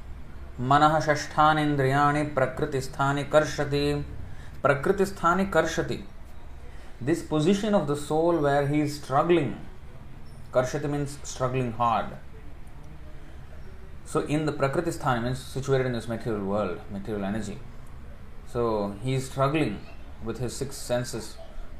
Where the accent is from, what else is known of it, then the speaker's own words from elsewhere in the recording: India; moved away; I came from India